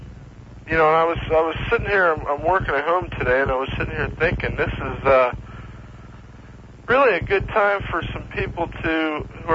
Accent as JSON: {"language": "English", "town": "West Palm Beach", "region": "Florida", "country": "United States", "tie": "born or raised there", "said": "I was born and raised in West Palm."}